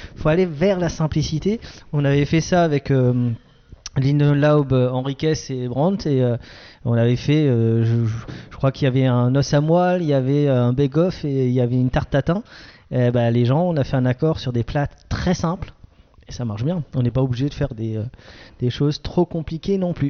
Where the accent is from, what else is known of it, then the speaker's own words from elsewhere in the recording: Grand Est, France; je suis un Alsacien